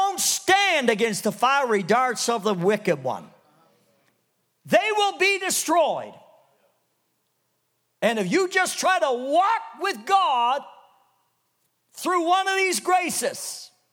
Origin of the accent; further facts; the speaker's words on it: Canada; When I was a kid growing up in Canada